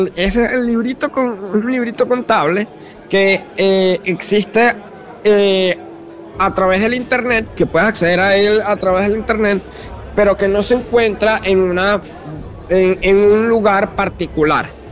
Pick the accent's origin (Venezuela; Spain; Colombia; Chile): Venezuela; como venezolano, como una persona que, he que ha amado a, mi país desde, joven